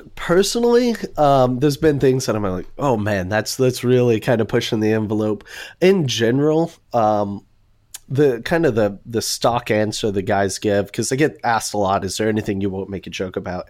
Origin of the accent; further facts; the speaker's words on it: Houston, Texas, United States; now in Dallas, United States; I'm originally from Houston, but been in Dallas since two thousand seven